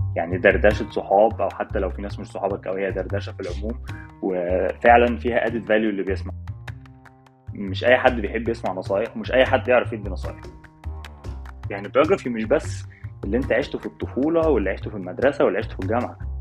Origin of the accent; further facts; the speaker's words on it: Cairo, Cairo Governorate, Egypt; moved away as an adult; now in Hamburg, Germany; انا من القاهره يعني اصلي اهلي من الفيوم بس انا اصلا مولود في القاهره